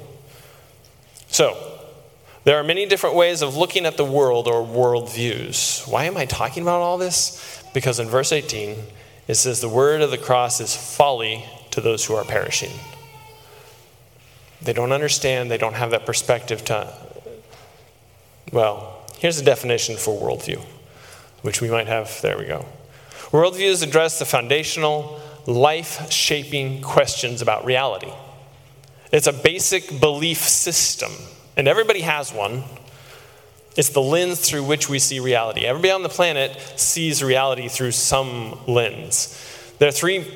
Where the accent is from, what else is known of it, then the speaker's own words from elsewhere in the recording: Texas, United States; I grew up in Texas